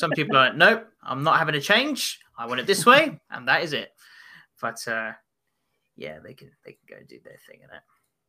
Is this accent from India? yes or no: no; Arenas de San Pedro, Castile and León, Spain; English is a second language; where I grew up in Spain was in a small village in the province of Avila called... Gosh, here comes the Spanish tongue, Arenas de San Pedro.